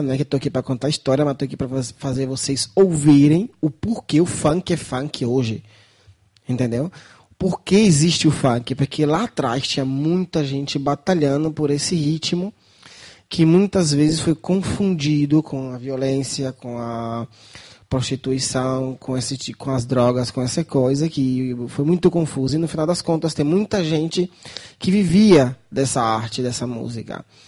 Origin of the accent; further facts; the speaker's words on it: Brazil; now in Viterbo, Italy; Eu, como brasileiro